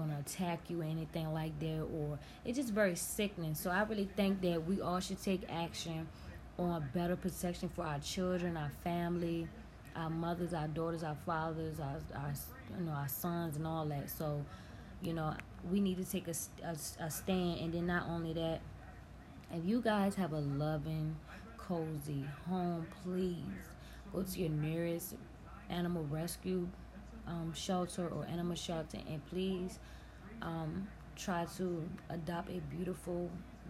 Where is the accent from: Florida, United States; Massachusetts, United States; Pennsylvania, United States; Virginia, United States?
Virginia, United States; where I'm from Virginia